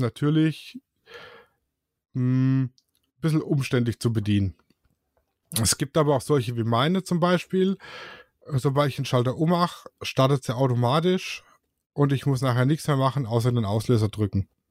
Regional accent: Swabia, Germany; Ich bin ja Schwabe.

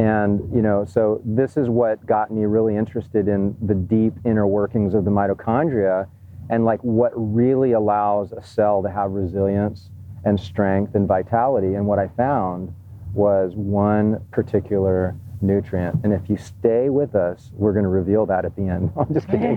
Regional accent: Hawaii, United States; I grew up in Hawaii

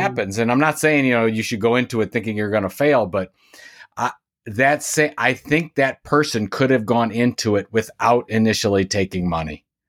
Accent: Sandusky, Ohio, United States; now in Cleveland, United States; I'm from Sandusky, Ohio, which is about an hour west of Cleveland. I live in Cleveland, Ohio today

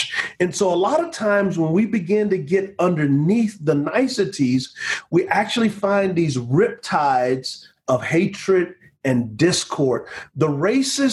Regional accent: United States; I'm so thankful that I am an American citizen

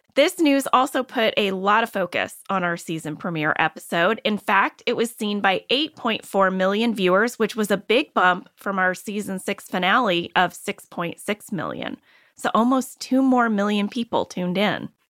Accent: Ballwin, Missouri, United States; I know Baldwin because I grew up in Baldwin

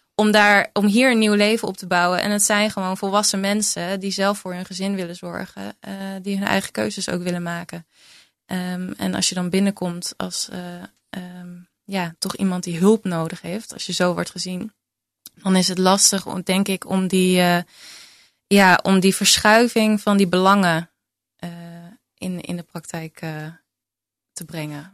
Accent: Utrecht, Netherlands; uit Utrecht, waar ik vandaan kom

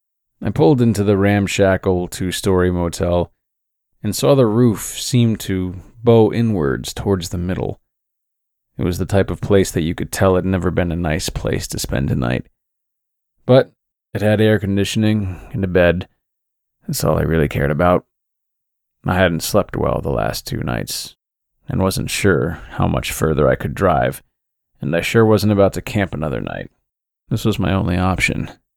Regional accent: Pacific Northwest, United States; I'll be honest with you, even though I grew up in the Pacific Northwest, I've never been an outdoorsy kind of guy.

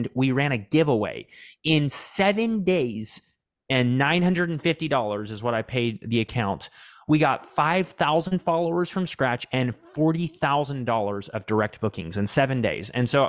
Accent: Texas, United States; I grew up here in Central Texas on a farm with 9 siblings, actually.

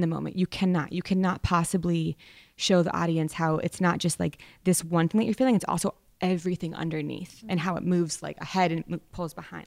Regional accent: Vermont, United States; I come from Vermont. I grew up in a public school that didn't really have a jazz program.

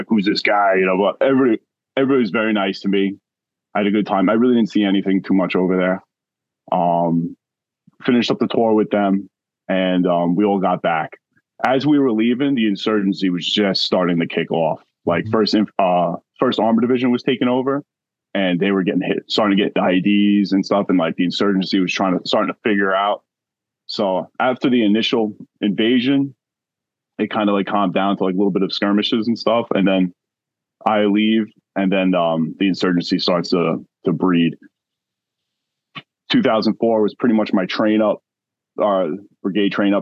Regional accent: Long Island, New York, United States; I grew up in Long Island, New York

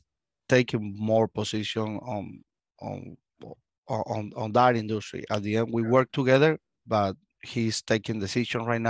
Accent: Cuba; English is a second language; moved away as an adult; now in United States; I was born in Cuba. I stayed in Cuba until we have 25 years

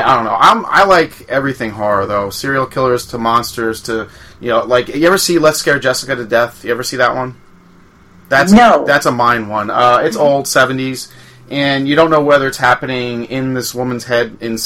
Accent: Long Island, New York, United States; I grew up on Long Island

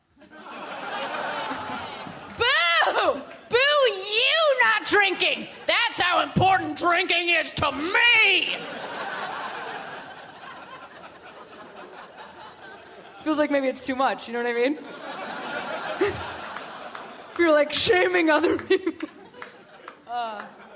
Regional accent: Chicago, Illinois, United States; We're from Chicago

